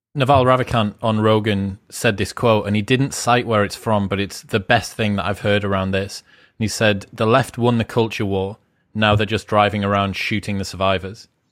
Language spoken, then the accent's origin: English; United Kingdom; being British